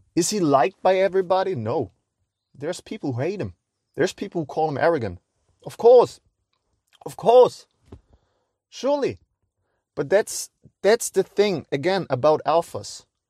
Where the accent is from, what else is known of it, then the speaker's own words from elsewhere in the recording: Cologne, North Rhine-Westphalia, Germany; I'm a guy from Cologne